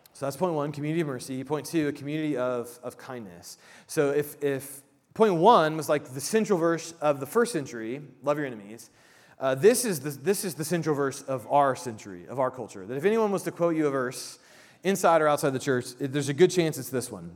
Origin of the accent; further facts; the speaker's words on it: Midwest, United States; I grew up in the Midwest and I'm Midwestern nice